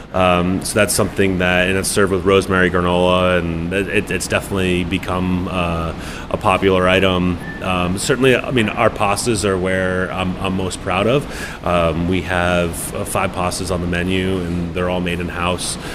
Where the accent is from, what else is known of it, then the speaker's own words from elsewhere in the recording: Bristol, Rhode Island, United States; moved away as an adult; also born or lived in New York; I'm from Bristol. I'm born on Narragansett Bay